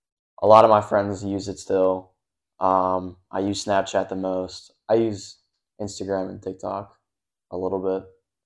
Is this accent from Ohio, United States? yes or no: yes; Cincinnati, Ohio, United States; I'm from Cincinnati.